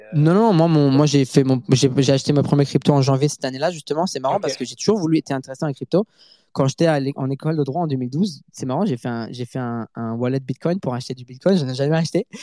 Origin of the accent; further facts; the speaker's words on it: Montreal, Quebec, Canada; first language French; also born or lived in Paris, France; je suis né à Paris et j'ai habité à Paris jusqu'en 2003. Ensuite, ma famille a déménagé à Montréal, au Canada